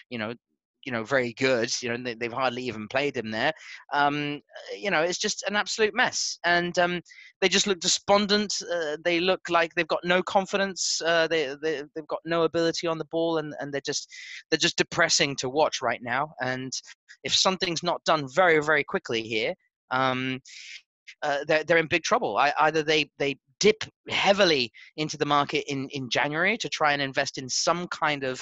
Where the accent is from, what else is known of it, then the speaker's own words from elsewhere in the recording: New Zealand; as a Kiwi